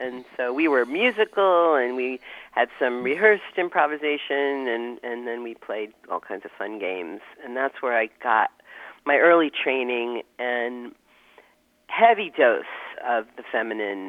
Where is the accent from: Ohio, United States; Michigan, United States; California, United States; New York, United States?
New York, United States; I grew up in New York, and I was in a Jewish family